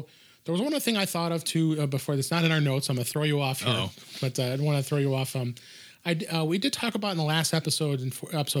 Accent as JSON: {"language": "English", "town": "Chicago", "region": "Illinois", "country": "United States", "said": "Because we're both from Chicago."}